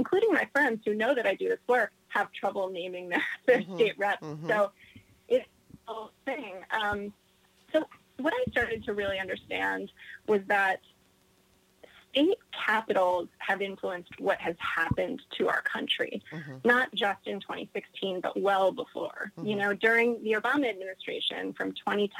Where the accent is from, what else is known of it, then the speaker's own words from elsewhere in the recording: North Carolina, United States; I grew up in North Carolina